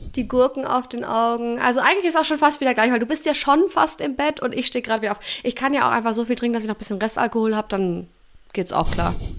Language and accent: German; Germany; moved away as an adult; für mich dann als Deutsche nach Kanada zu ziehen